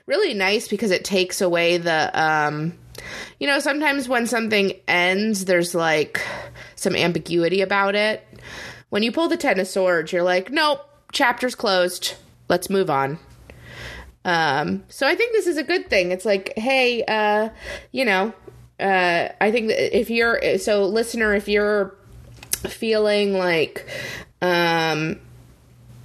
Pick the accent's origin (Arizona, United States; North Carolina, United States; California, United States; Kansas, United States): Arizona, United States; I grew up in Arizona